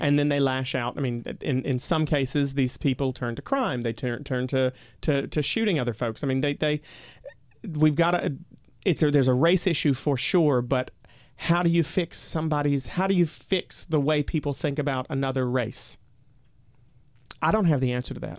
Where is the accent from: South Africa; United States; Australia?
United States; my home state